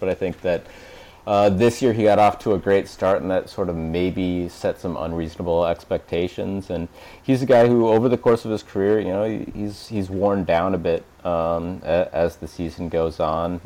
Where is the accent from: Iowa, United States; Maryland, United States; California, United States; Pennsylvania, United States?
Iowa, United States; Des Moines; moved away as an adult; now in Chicago, United States; I went to uh, undergrad at Drake, which is in Des Moines, where I grew up